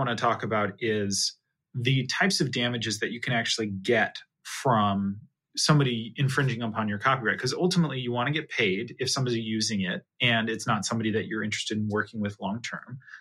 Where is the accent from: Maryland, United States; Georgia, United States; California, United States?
California, United States; Well, I'm from California originally. So that's where I grew up